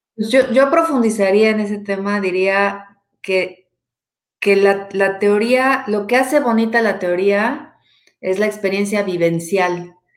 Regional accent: Mexico; moved away as an adult; now in Canada; soy mamá, soy soltera, eh, mexicana, hecha en México, hasta donde sé, 100% hecho en México

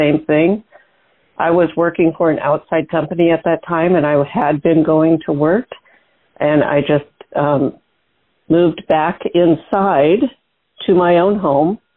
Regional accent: Seattle, Washington, United States; I was born in the Seattle area in the suburbs

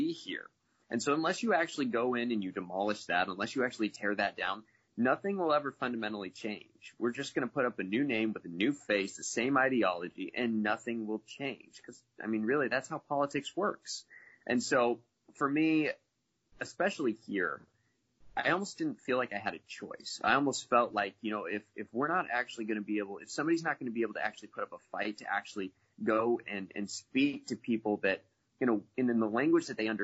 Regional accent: Midwest, United States; now in Florida, United States; I grew up in the Midwest, and my entire family's as conservative as they come. At this point, I live in Florida

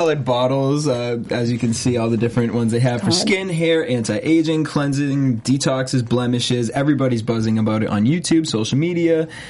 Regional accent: Cape Cod, Massachusetts, United States; I'm from Cape Cod

